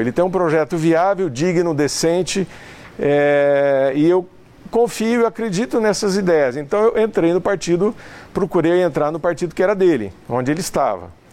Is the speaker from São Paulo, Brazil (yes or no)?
yes; São José do Rio Preto, São Paulo, Brazil; Nós somos caipiras